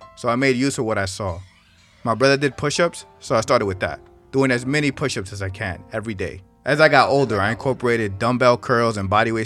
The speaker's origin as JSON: {"language": "English", "town": "New York City", "region": "New York", "country": "United States", "tie": "born or raised there", "said": "I was born and raised in New York City, Washington Heights to be exactly."}